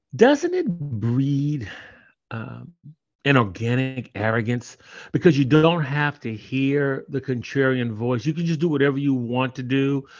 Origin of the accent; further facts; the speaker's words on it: Oakland, California, United States; I'm originally from Oakland